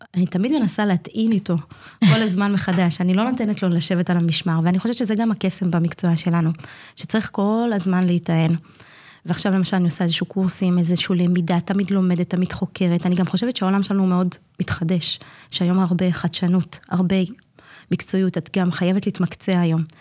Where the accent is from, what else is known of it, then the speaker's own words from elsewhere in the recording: Migdal HaEmek, Northern District, Israel; אני תושבת מגדל העמק. אני נולדתי במגדל העמק, אמנם לא תמיד התחנכתי במגדל העמק